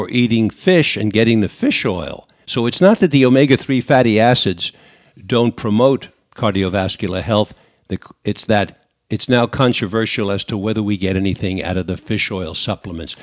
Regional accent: New York, United States; accent: New York; moved away; my New York accent from 50, 60 years ago

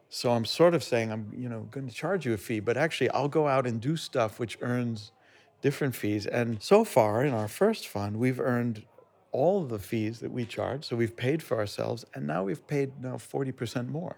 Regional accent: United States; moved away as an adult; I grew up in America

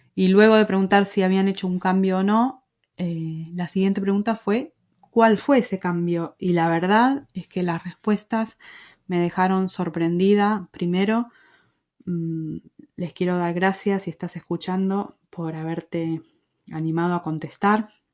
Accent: Argentina; accent: Argentine; moved away as an adult; also born or lived in Madrid, Spain; now in Galicia, Spain; Nací en Argentina, como se habrán dado cuenta por mi acento, y con mi esposo llevamos casi 19 años viviendo en España

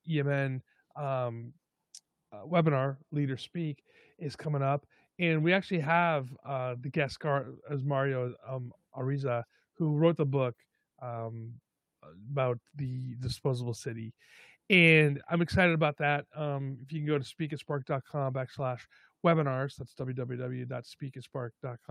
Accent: New York, United States; now in California, United States; I'm originally from New York.

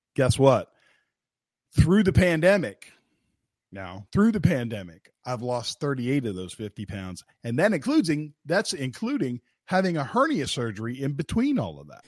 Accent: West Virginia, United States; I'm from West Virginia

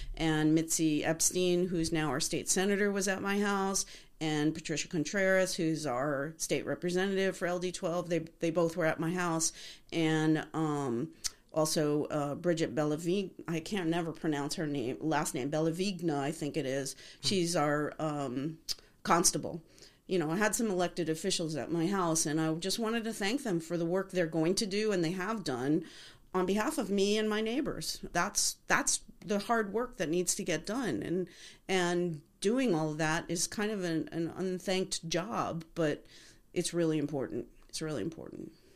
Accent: Liberty, New York, United States; now in Arizona, United States; We grew up in the Catskills in a little town okay. called Liberty, New York

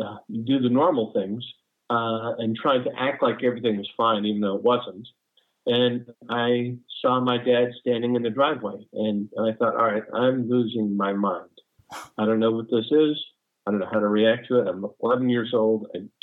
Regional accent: Brooklyn, New York, United States; born there; also born or lived in New Jersey / Los Angeles / North Carolina; I was born in Brooklyn, New York, lived in New Jersey. Then my stepdad moved us to La La Land. So we lived in LA for a while, and now I currently reside in North Carolina.

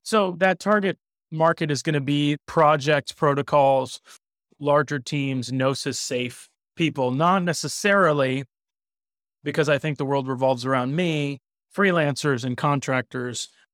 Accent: South Florida, United States; I grew up in South Florida.

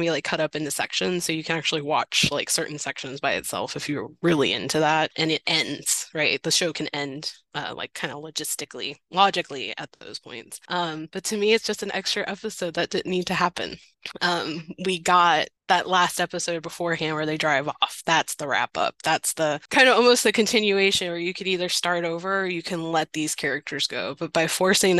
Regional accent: the South, United States; I grew up in the South. I grew up in the rural parts of the South

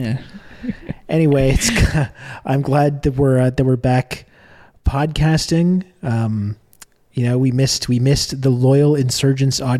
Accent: Canada; as a Canadian

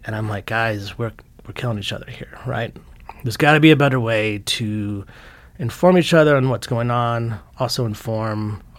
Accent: Fort Worth, Texas, United States; born there; also born or lived in Lompoc, California; I was born in Fort Worth, Texas.

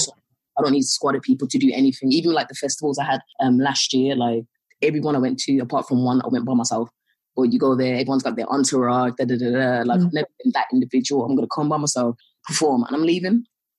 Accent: England, United Kingdom; Because we're English as well, it worked to our benefit

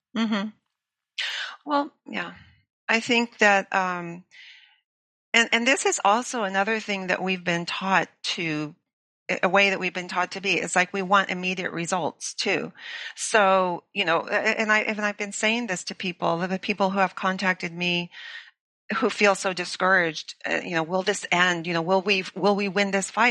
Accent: Los Angeles, California, United States; moved away; I grew up in Los Angeles

